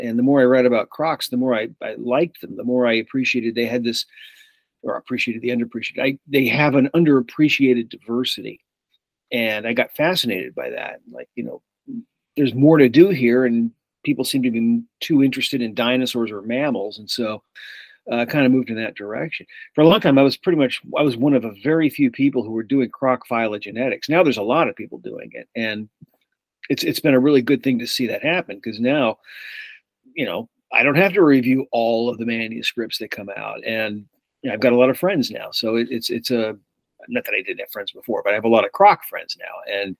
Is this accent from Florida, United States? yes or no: no; Massachusetts, United States; also born or lived in New Jersey; I'm from the East Coast originally, Massachusetts and New Jersey, but I went to college at the University of Iowa.